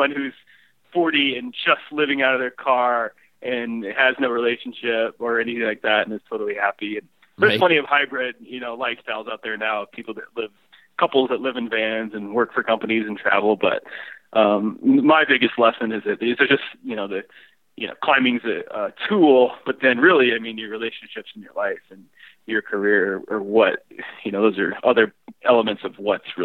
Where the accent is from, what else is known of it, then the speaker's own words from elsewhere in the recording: Illinois, United States; growing up in Illinois